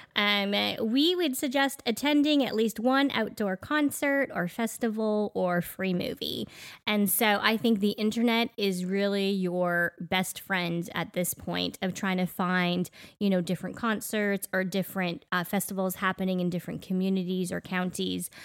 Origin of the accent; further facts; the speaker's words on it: Canada; now in Middle Tennessee, United States; growing up in Canada, I don't know about you, Daniel, but our schools never had air conditioning